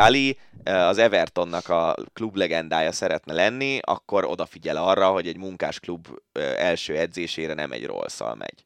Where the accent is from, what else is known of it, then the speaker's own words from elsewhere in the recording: Budapest, Hungary; én angyalföldi gyerek vagyok